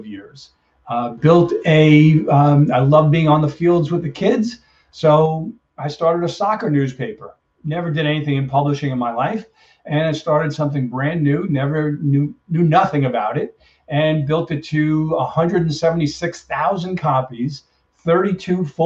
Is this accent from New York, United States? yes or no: yes; Brooklyn, New York, United States; also born or lived in Long Island, New York; I grew up in Brooklyn, New York, and moved to Long Island